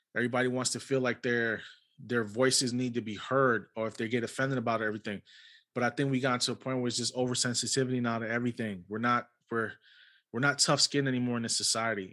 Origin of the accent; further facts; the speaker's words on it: New York City, New York, United States; I was born and raised in New York City